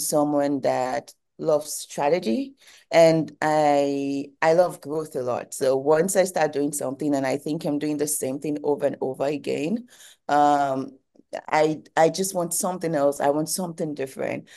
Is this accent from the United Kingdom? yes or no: no; Nigeria; moved away as an adult; now in United States; I'm Nigerian and I've always been in Nigeria. I did my first degree in Nigeria before I moved to the United States for my second degree